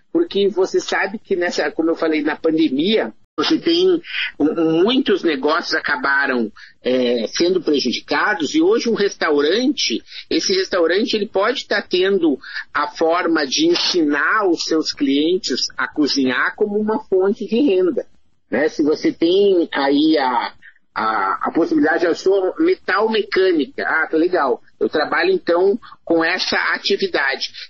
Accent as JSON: {"language": "Portuguese", "town": "Santa Maria", "region": "Rio Grande do Sul", "country": "Brazil", "tie": "born or raised there", "said": "escrevia em jornais ainda na minha cidade natal, que é Santa Maria, no Rio Grande do Sul"}